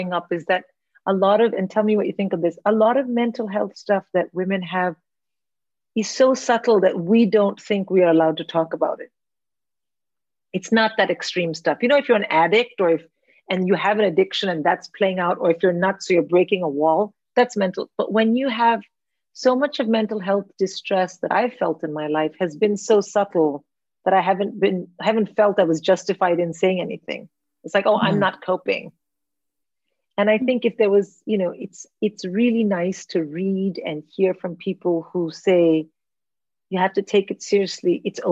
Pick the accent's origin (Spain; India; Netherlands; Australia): India; now in England; I grew up in India where mental health is not discussed